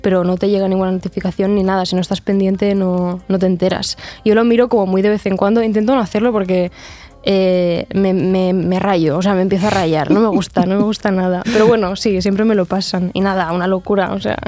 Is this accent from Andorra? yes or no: yes; Sant Julià de Lòria, Andorra; moved away as an adult; now in Barcelona, Spain; Yo, soy de, de San Julián de Loria, o sea, sí que soy de Andorra